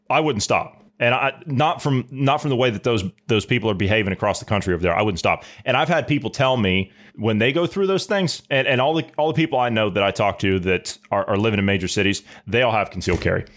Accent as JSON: {"language": "English", "region": "Midwest", "country": "United States", "tie": "born or raised there", "said": "We weren't raised in the city. We were raised in the Midwest."}